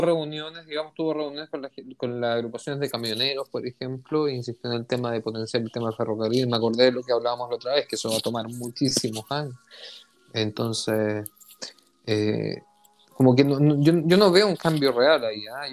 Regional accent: Chile; also born or lived in Israel; chileno, israelí, sionista, judío

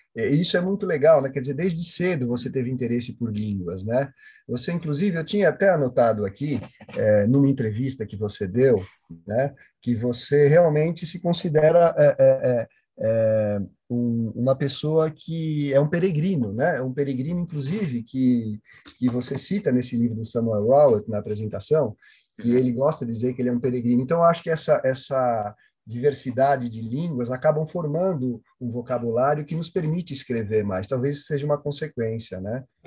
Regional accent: São Paulo, Brazil; eu também nasci aqui na Zona Sul de São Paulo

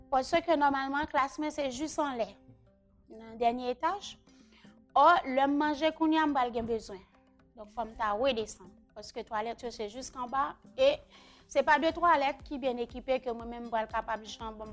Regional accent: Carrefour, Ouest, Haiti; men soti kafou kounyan pou mwen vin l'ekol chakjou

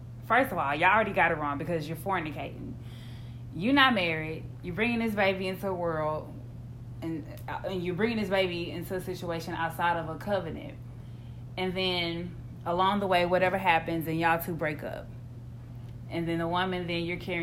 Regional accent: Houston, Texas, United States; We're from Houston

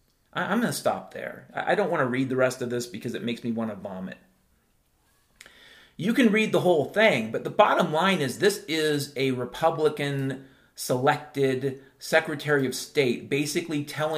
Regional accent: California, United States; I grew up in Southern California, about 4 minutes from Disneyland.

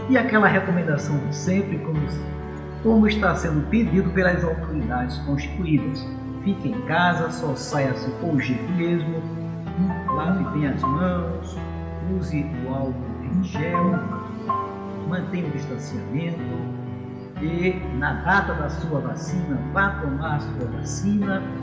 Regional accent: Brazil; Como bons brasileiros, bons cidadãos

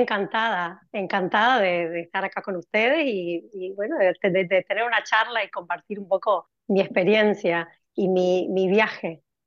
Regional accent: Corrientes, Argentina; moved away as an adult; also born or lived in Spain / London, United Kingdom; now in Cambridge, United Kingdom; soy correntina, pero vivo en el exterior. Me fui de Argentina en el año 2002

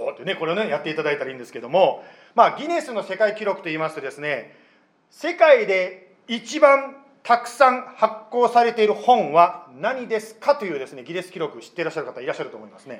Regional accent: Japan; 私は日本で生まれて日本で育ったもの

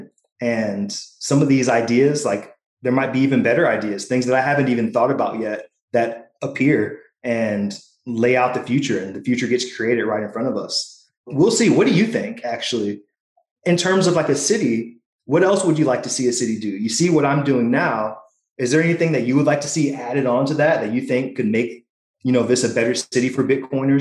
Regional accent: Missouri, United States; I am from Missouri

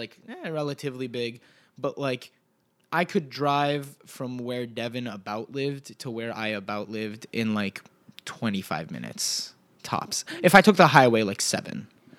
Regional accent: Fairfax, Virginia, United States; I grew up in Fairfax, Virginia, which is in Northern Virginia.

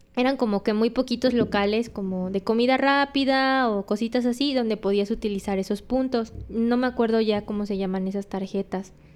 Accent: Mexico; me fui de México con 10.500 pesos

